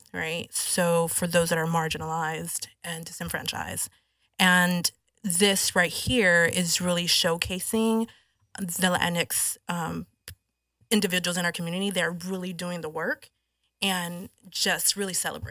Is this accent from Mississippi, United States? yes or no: no; Rio Grande Valley, South Texas, United States; Real Grand Valley